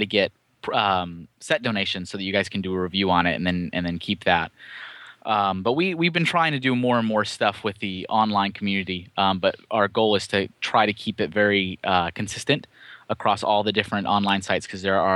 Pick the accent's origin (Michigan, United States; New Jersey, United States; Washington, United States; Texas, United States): Texas, United States; Austin; moved away as an adult; also born or lived in Colorado / Chandler, Arizona / Enfield, Connecticut; Austin, Texas, which is actually my hometown. I'm from Austin originally